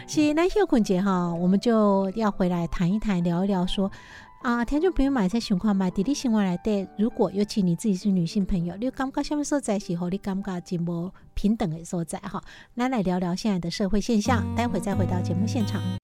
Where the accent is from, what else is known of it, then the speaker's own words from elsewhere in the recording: Changhua County, Taiwan; 小时候是在彰化的乡下长大